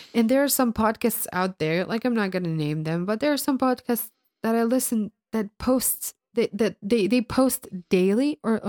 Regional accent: Croatia; English is a second language; I'm from the land of Croatia.

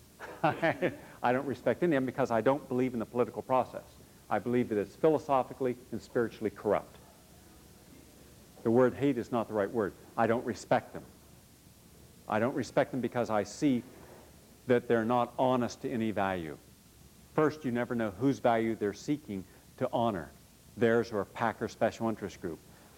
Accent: West Virginia, United States; I grew up in West Virginia

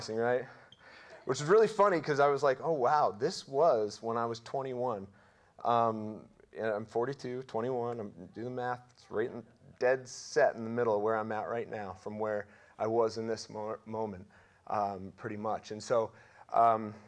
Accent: Russell, United States; I'm 42 years old, and I grew up right here in Russell

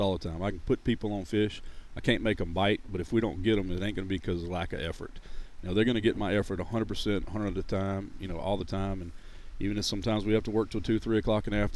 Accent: Louisiana, United States; also born or lived in Monroe, Louisiana / Church Point, Louisiana / Gonzales, Louisiana; Born and raised in Louisiana. I haven't moved out of the state

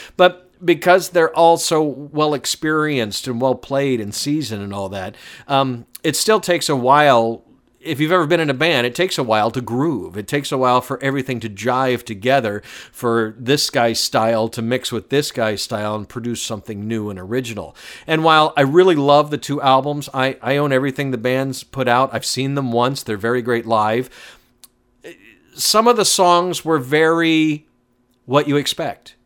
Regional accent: Atlanta, Georgia, United States; I'm being from Atlanta

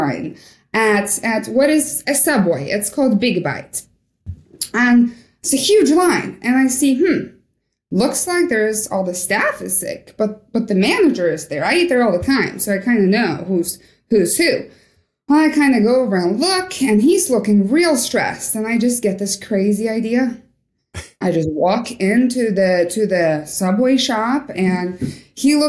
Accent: Norway; moved away as an adult; also born or lived in Kalix, Sweden; now in Alaska, United States; growing up in Norway was fantastic

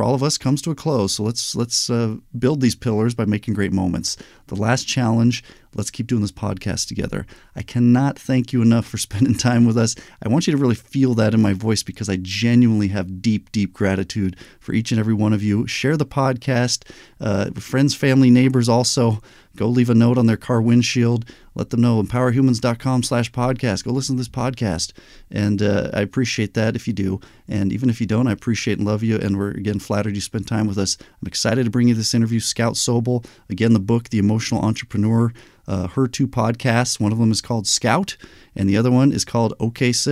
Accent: Albuquerque, New Mexico, United States; also born or lived in Anaheim, California; I was born in Anaheim, but we moved to Albuquerque, New Mexico

